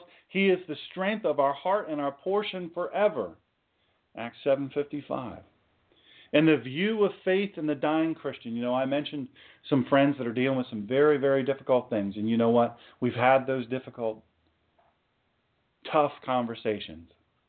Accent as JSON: {"language": "English", "area": "Sussex County", "region": "Delaware", "country": "United States", "said": "I'm just an old country boy. I'm from Sussex County, Delaware"}